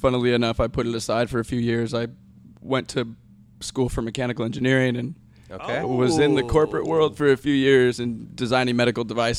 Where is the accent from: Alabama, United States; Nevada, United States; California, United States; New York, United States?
California, United States; Los Angeles; I'm born and raised here in L.A.